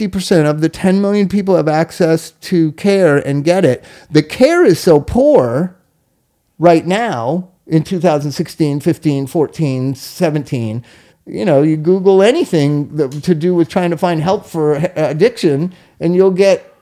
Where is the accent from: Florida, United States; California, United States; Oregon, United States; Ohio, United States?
California, United States; Inglewood; I grew up in Inglewood, was a white suburb of Los Angeles